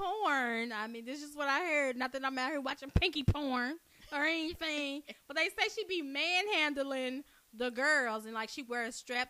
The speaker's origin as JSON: {"language": "English", "town": "Dallas", "region": "Texas", "country": "United States", "tie": "born or raised there", "said": "when you growing up in Oak Cliff"}